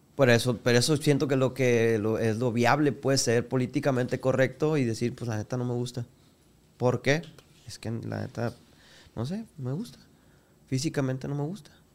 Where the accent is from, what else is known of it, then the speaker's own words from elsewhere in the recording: Culiacán, Sinaloa, Mexico; Yo soy de aquí de Culiacán